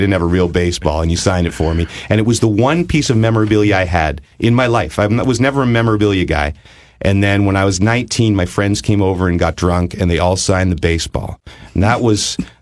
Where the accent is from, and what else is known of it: Eastern Ontario, Canada